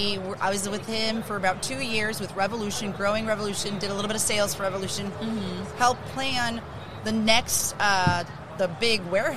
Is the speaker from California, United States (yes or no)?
no; Chicago, Illinois, United States; moved away; also born or lived in Wisconsin; I was born on the South Side. I was born in 47th and Cadvale area off of Pulaski.